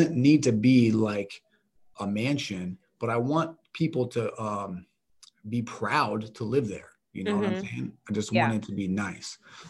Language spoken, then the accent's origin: English; Kansas, United States; moved away; I'm from Kansas